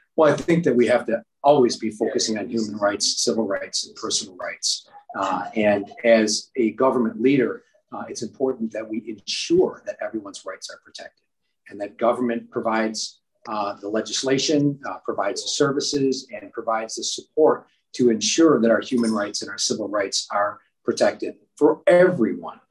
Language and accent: English; Amherst, New York, United States; I am uh, from Amherst. Uh, that is where I was born and raised.